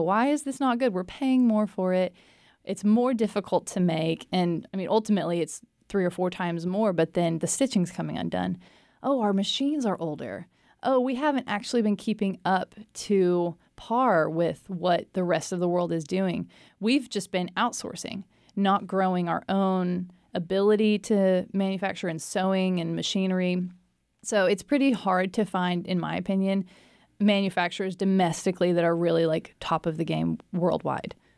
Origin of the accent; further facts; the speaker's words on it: China Spring, Texas, United States; moved away as an adult; also born or lived in New York City; now in Waco, United States; I grew up in China Spring and then graduated high school in two thousand eight from China Spring